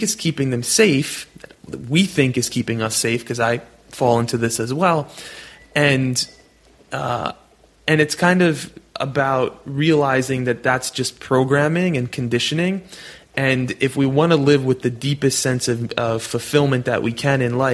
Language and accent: English; New York City, New York, United States; I'm born and raised in New York City where there's taxi cabs and rats in the subway.